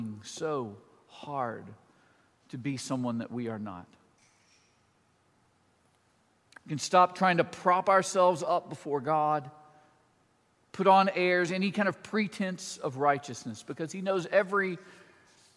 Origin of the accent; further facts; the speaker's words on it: Mississippi, United States; moved away as an adult; also born or lived in Boston; now in Nashville, United States; I am from Mississippi, but I was a townie. So I didn't grow up in the country